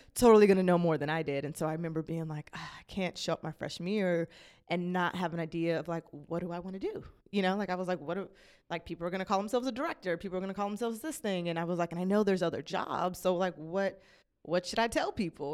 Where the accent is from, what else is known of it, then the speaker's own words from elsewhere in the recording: Las Vegas, Nevada, United States; moved away; I was born and raised in Las Vegas, Nevada